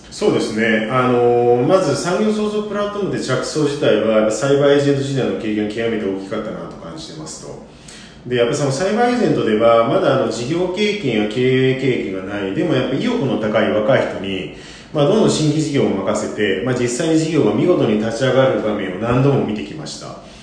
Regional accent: Osaka, Japan; 1975年大阪生まれ

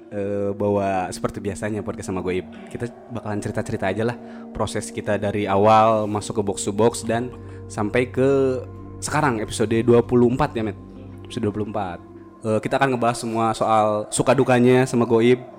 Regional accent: Purwakarta, West Java, Indonesia; Uh, kita kan dari Purwakarta. Otomatis harus jalan ke Jakarta deh.

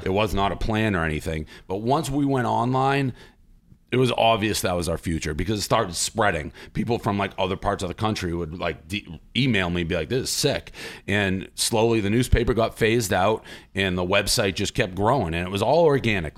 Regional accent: Boston, Massachusetts, United States; I'm from Boston

